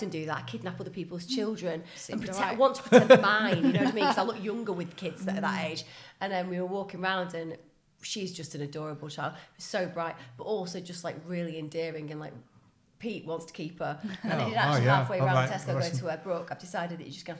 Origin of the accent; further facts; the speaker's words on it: Bury, North West England, United Kingdom; Bury, where I grew up